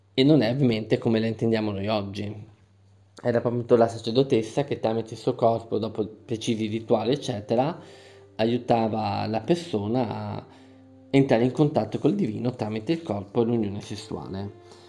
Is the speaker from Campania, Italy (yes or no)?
no; Veneto, Italy; Io sono Veneto, qui in Veneto